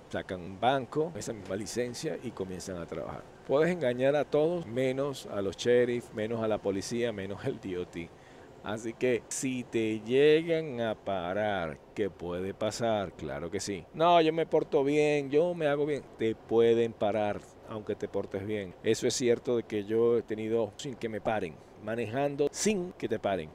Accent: Venezuela; moved away; yo soy de Venezuela

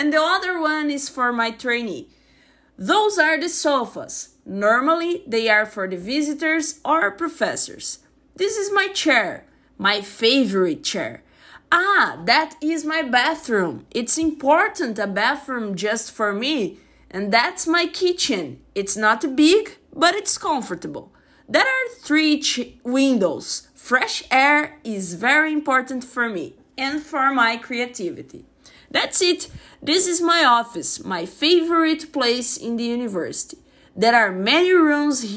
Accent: Brazil; I'm from Brazil

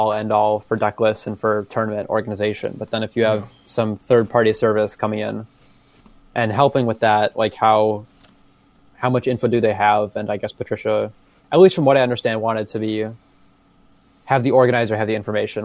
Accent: Chicago, Illinois, United States; We're all from Chicago

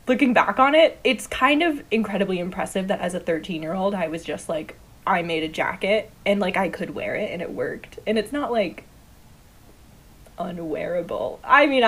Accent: Northern Massachusetts, United States; moved away as an adult; also born or lived in Jamaica Plain; now in Boston, United States; I grew up mostly in Northern Mass, like right on the New Hampshire border

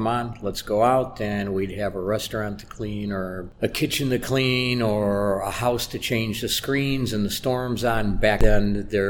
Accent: Cleveland, Ohio, United States; now in Romania; I grew up in Cleveland, Ohio

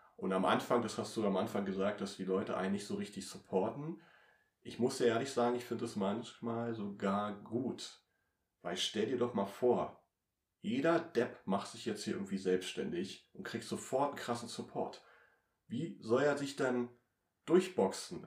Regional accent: Treuenbrietzen, near Potsdam, Brandenburg, Germany; ich komme ja aus Trömbrizen, also ich wohne ja eine Stunde entfernt hier von Potsdam

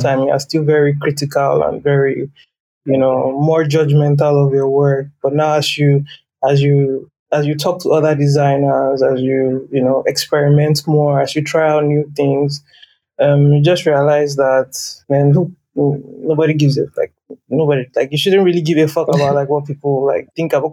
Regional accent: Lagos, Nigeria; I grew up in Lagos

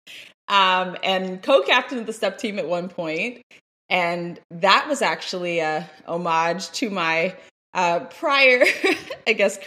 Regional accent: Washington, District of Columbia, United States; I'm from Washington, D.C.

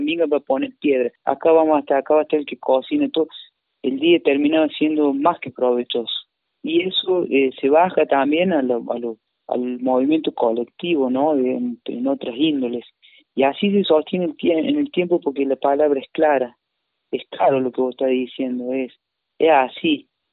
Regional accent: Traslasierra, Córdoba, Argentina; also born or lived in Paravachasca Valley, Córdoba; Yo soy de Tras de Sierra y estoy acá ahora, en estos momentos.

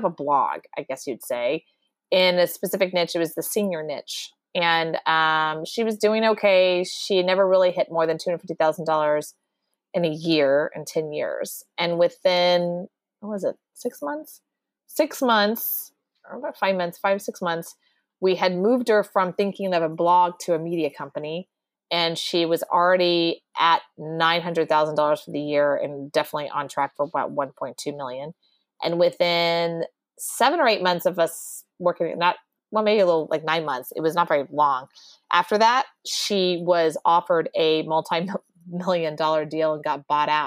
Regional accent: Texas, United States; born and raised Texas

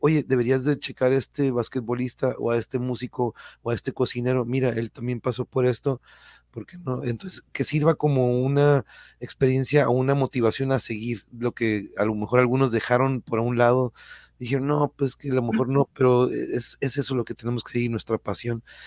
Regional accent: Tijuana, Baja California, Mexico; accent: norteño; also born or lived in Mexico City; yo soy born in raised de aquí de Tijuana

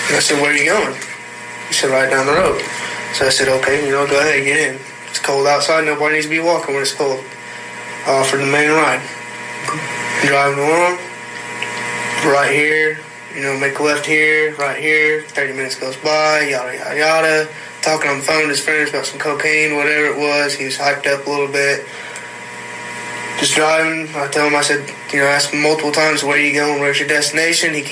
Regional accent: Old River, United States; I grew up in Old River

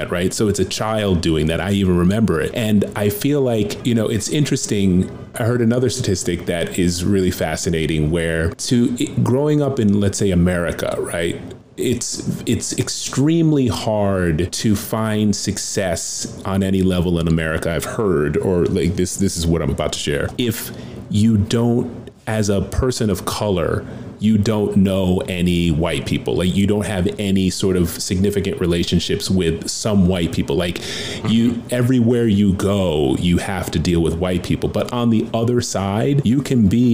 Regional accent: Schenectady, New York, United States; I grew up in Schenectady as well

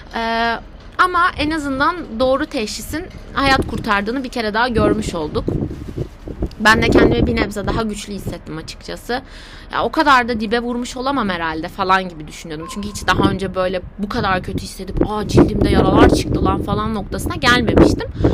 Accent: Aegean Region, Turkey; Sadece bir Egeli olarak

